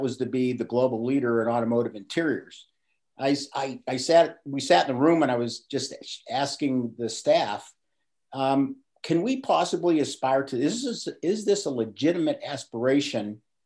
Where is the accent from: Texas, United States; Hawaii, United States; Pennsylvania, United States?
Pennsylvania, United States; Pittsburgh; I grew up in Pittsburgh, PA. I was born and raised